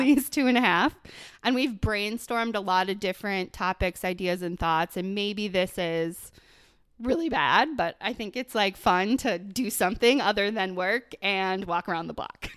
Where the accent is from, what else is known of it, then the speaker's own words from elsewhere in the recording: Buffalo, New York, United States; moved away; I grew up in Buffalo